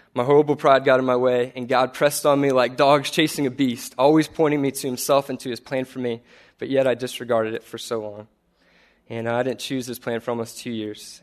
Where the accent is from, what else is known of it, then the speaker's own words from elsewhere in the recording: Corpus Christi, Texas, United States; I'm from Corpus Christi, graduated with history degree in two thousand eleven